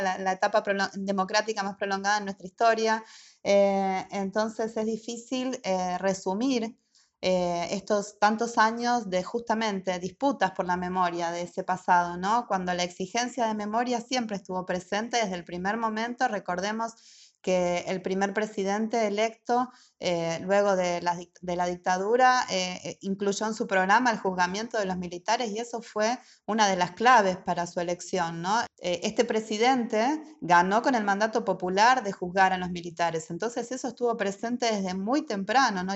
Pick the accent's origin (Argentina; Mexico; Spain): Argentina; moved away; also born or lived in Germany; soy de Argentina